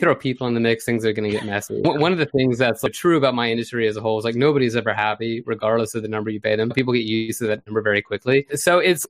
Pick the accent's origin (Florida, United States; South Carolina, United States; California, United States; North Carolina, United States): Florida, United States; my home state of Florida